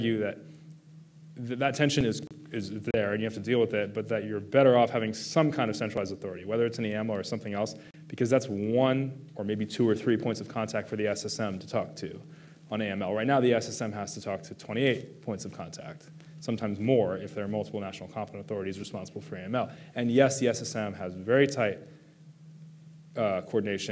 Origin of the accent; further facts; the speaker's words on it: United States; I'm an American